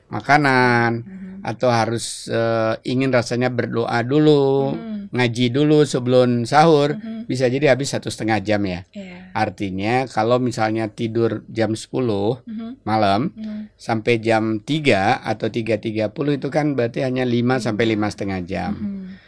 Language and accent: Indonesian; Pekanbaru, Riau, Indonesia; born there; Apalagi uh, si daerah kelahiran saya kalau saya pulang kampung ke Pekanbaru itu rasanya nikmat banget gitu ya.